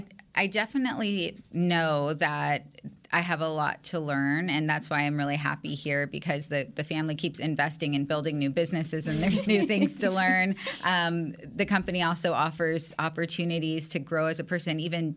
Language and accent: English; San Antonio, Texas, United States; So I'm from San Antonio, Texas, which is huge Cowboys country.